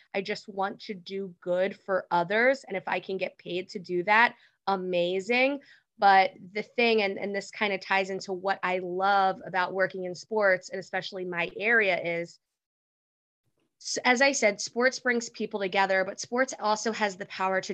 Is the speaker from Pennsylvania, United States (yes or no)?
yes; Philadelphia, Pennsylvania, United States; moved away as an adult; also born or lived in Washington, D.C.; I'm from Philly originally